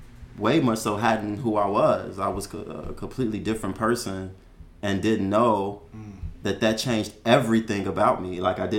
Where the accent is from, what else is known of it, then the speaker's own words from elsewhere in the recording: Chicago, Illinois, United States; I was born and raised in Chicago, Illinois.